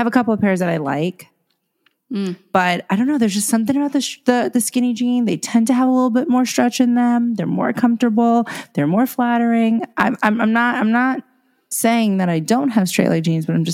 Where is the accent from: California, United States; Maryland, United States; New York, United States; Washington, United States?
New York, United States; I'm also a New Yorker.